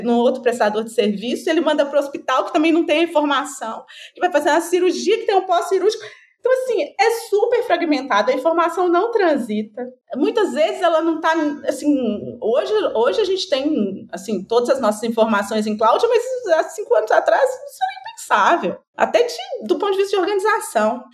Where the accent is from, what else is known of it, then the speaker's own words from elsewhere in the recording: Minas Gerais, Brazil; eu sou mineira